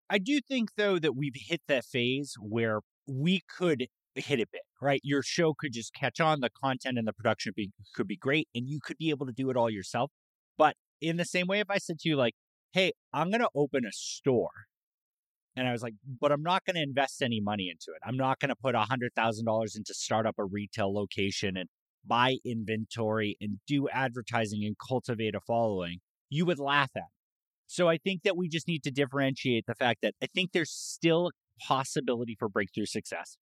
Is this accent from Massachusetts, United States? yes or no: yes; Massachusetts, United States; now in San Antonio, United States; I grew up in Massachusetts